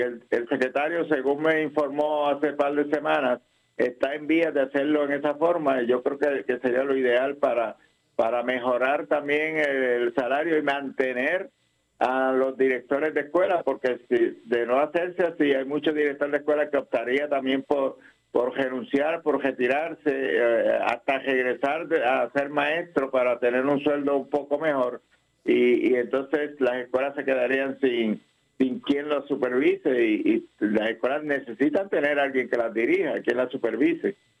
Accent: Puerto Rico; Nosotros como educadores puertorriqueños

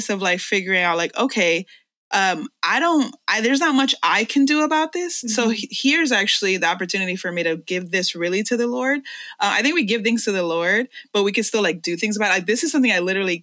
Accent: New York City, New York, United States; English is a second language; I was born and raised in this city and I love New York

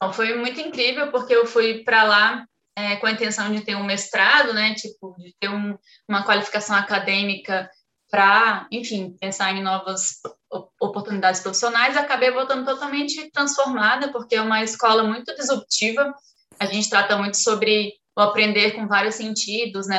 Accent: Acre, Brazil; eu nasci no Acre

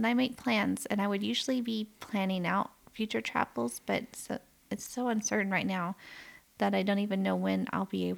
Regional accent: the South, United States; now in Canada; I grew up in the South in the U.S.

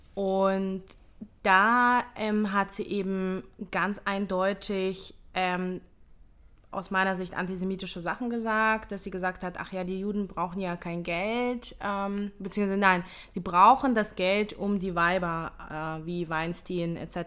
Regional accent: Hamburg, Germany; moved away as an adult; also born or lived in Ukraine; now in Israel; ich bin äh, in der Ukraine geboren, mit zehn Jahren nach Deutschland ausgewandert, in Hamburg aufgewachsen

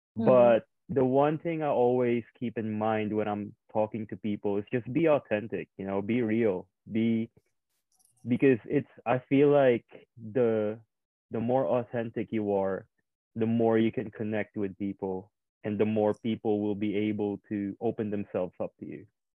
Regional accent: Indonesia; also born or lived in Philippines; now in Canberra, Australia; I grew up in Asia. I grew up in Indonesia and the Philippines. It's totally different cultures. I moved here to a city called Canberra.

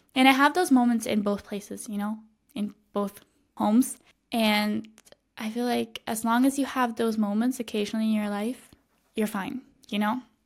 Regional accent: Switzerland; moved away as an adult; now in Madrid, Spain; I, I grew up in, in my hometown. I spent my entire life here

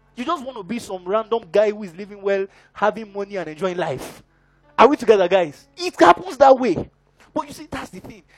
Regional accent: Ekiti, Nigeria; I'm from Ekiti.

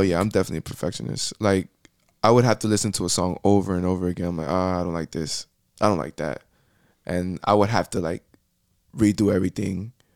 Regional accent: Miami, Florida, United States; accent: Puerto Rican; born and raised in Miami, Florida.

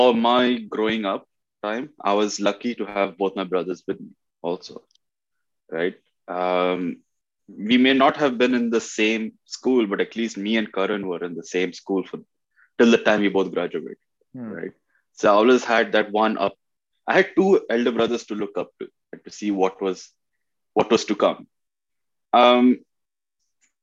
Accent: Bahrain; moved away as an adult; also born or lived in Oman; now in Canada; I was born in Oman. Okay. And then in Bahrain, I came like 94. Okay. Growing up in Bahrain was a very good time

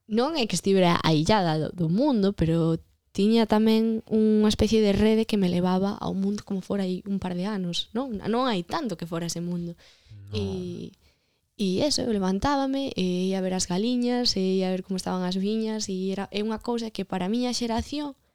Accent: Vilamarín, Galicia, Spain; eu eh, criei-me en Vilamarín e criei-me máis concretamente eh, en unha parroquia de Vilamarín que se chama Santa Eulalia de León, Toma que é pequenísima, de feito de pequeno dicía que era de León

